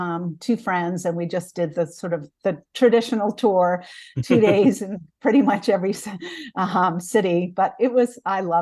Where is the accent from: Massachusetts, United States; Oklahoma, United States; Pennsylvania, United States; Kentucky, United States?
Massachusetts, United States; Dedham; I grew up outside of Boston in Dedham, Massachusetts